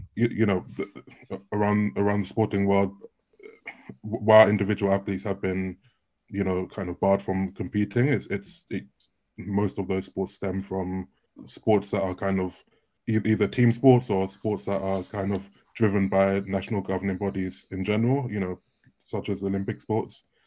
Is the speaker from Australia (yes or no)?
no; United Kingdom; I'm also British